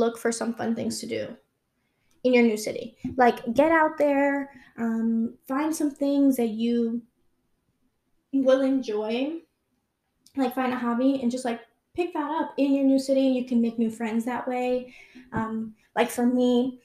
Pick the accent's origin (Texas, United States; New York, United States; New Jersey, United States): New York, United States; New York City; moved away as an adult; also born or lived in Long Island; I've always lived in New York my whole life. I was born and raised there.